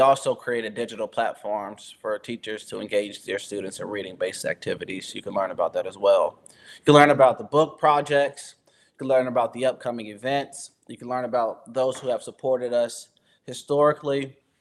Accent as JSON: {"language": "English", "town": "Valdosta", "region": "Georgia", "country": "United States", "tie": "born or raised there", "said": "I was born and raised in Valdosta, Georgia"}